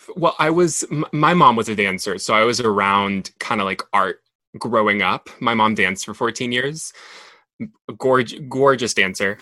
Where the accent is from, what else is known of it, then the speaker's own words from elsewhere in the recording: Monterrey, Nuevo León, Mexico; English is a second language; also born or lived in Dallas, Texas; I grew up in Monterrey, like really close to the border, I kind of grew up between both cultures. Like I, I grew up being Mexican